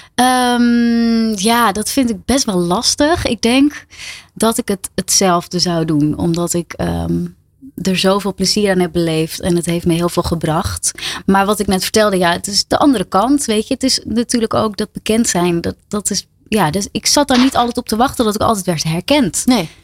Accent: Ilpendam, North Holland, Netherlands; uit Ilpendam. Waar ik vandaan kom en nog steeds woon.

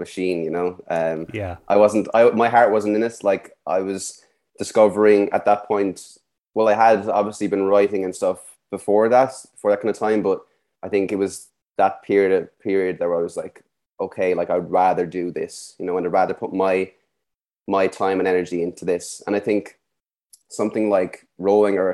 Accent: Skibbereen, Munster, Ireland; moved away as an adult; also born or lived in Dublin; born in Skibbereen and lived all my life there up until I was about 19 when I left to go up to Dublin

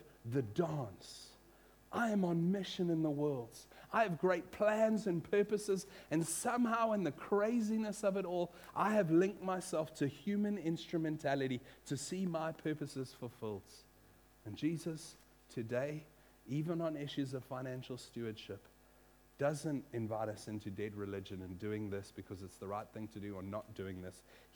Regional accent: Western Cape, South Africa; also born or lived in United States; I grew up in South Africa, and I'd moved from America when I was 10 into a small Afrikaans farming village, grape farming area in the Boerlands of the Cape.

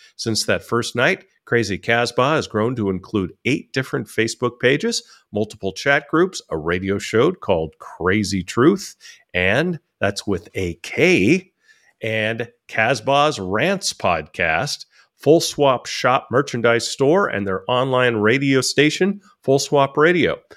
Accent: California, United States; now in Thailand; being a Californian, and now I live in Thailand

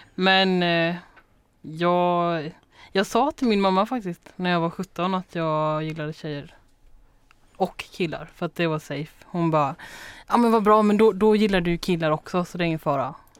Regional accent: Småland, Sweden; also born or lived in Taipei, Taiwan; I Småland

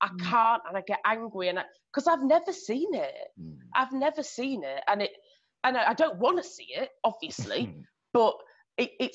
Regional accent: Yorkshire and the Humber, United Kingdom; now in London, United Kingdom; I grew up in Yorkshire. So moving down to London

